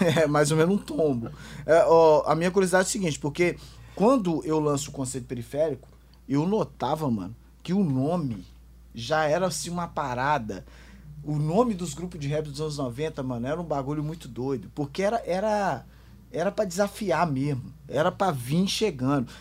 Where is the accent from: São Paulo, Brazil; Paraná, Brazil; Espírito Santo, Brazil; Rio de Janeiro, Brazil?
Espírito Santo, Brazil; Eu sendo capixaba, canela verde